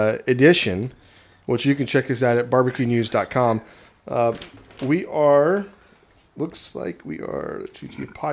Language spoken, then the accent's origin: English; Texas, United States; I'm from Texas.